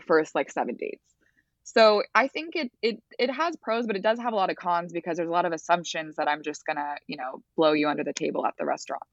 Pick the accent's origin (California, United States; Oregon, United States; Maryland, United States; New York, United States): California, United States; Los Angeles; I grew up in the Palisades